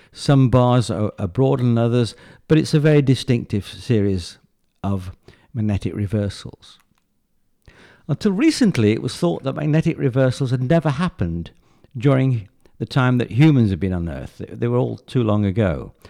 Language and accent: English; England, United Kingdom; moved away; I came originally from England